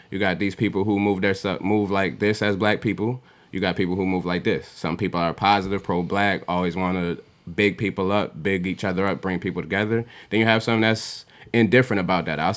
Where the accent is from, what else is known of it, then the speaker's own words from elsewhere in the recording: Nigeria; I'm Nigerian, of course.